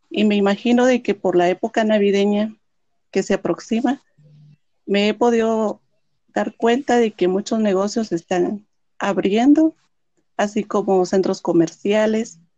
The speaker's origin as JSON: {"language": "Spanish", "region": "Quetzaltenango", "country": "Guatemala", "tie": "born or raised there", "said": "Yo soy originaria de Quetzaltenango."}